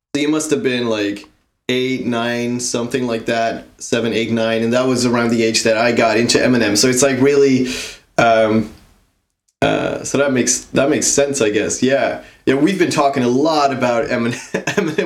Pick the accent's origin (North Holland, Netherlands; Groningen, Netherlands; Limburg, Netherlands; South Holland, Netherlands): Groningen, Netherlands; you're from my hometown, right? We know each other from back in the Netherlands, from Groningen